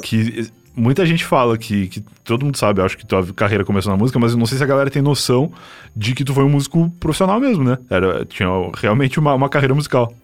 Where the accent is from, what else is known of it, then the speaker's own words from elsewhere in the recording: Rio Grande do Sul, Brazil; moved away as an adult; now in São Paulo, Brazil; Eu sou gaúcho e eu tô em São Paulo faz oito anos, mais ou menos, mas eu já virei completamente paulistano